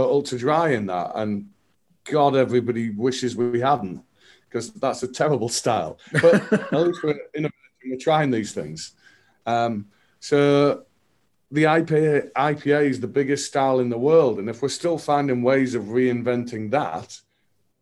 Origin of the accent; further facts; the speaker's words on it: United Kingdom; as the British